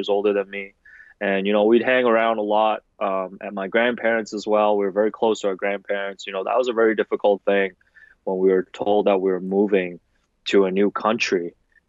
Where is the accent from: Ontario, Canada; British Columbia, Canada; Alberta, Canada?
Ontario, Canada; Toronto; also born or lived in Hong Kong; I grew up in Hong Kong and I immigrated to Toronto, you know, with my family, my parents, my older sister, I think in 93. Yeah, 93. So, you know, at the time I was like 8, 9 years old